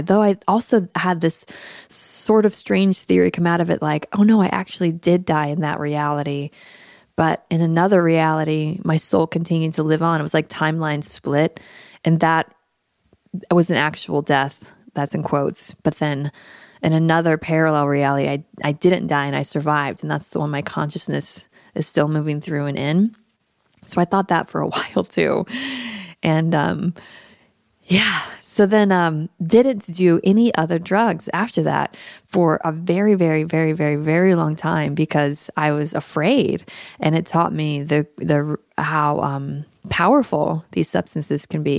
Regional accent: Daytona Beach, Florida, United States; also born or lived in Tampa, Florida; I'm actually Florida born and raised. I was born in Tampa and grew up in Daytona Beach in the eighties and nineties

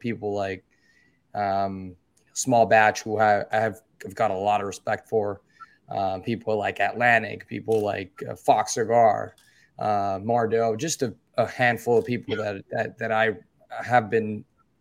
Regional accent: Dominican Republic; from the Dominican Republic, born and raised

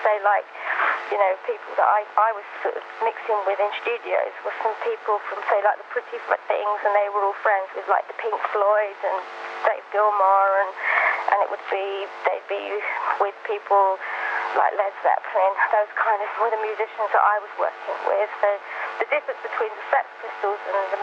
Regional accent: London, United Kingdom; I grew up in Brixton.

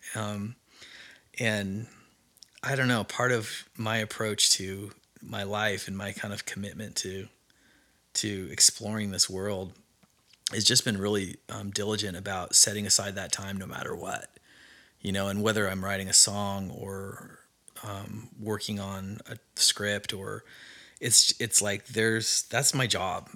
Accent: Idaho, United States; now in Nashville, United States; I grew up in Mormon country, Idaho

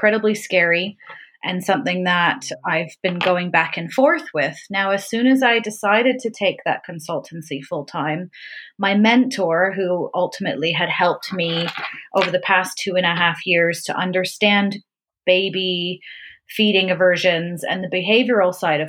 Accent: Canada; accent: Canadian; moved away as an adult; also born or lived in Vancouver, Canada; now in Brightwell, United Kingdom; I am a born and raised Canadian

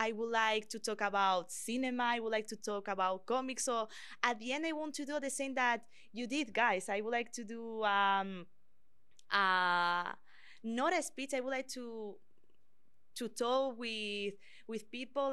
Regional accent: Madrid, Community of Madrid, Spain; English is a second language; moved away as an adult; now in Canada; I am from Spain. I was born in the capital, Madrid, and I studied journalism in the Complutense University

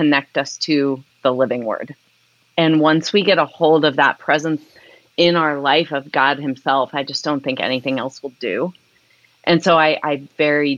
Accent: Columbus, Ohio, United States; moved away as an adult; also born or lived in Cincinnati, Ohio; I grew up in the Columbus, Ohio area.

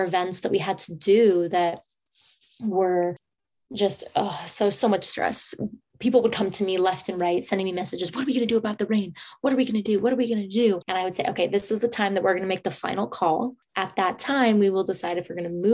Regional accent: San Francisco, California, United States; most of my life, I grew up in San Francisco

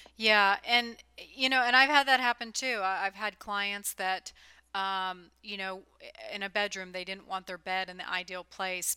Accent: California, United States; also born or lived in the South (US); now in Southern US; I grew up in California

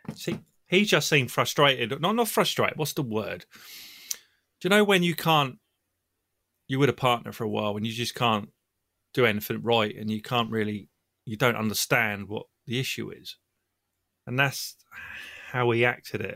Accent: Southampton, South East England, United Kingdom; I'm from Southampton, England

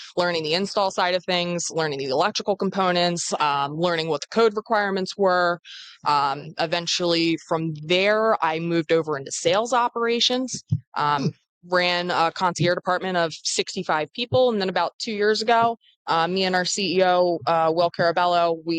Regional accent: New Jersey, United States; I am originally from New Jersey, which is where our company is based out

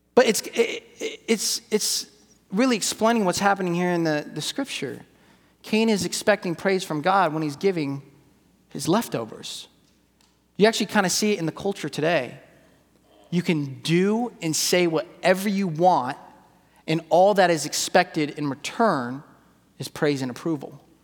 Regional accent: California, United States; I'm from California

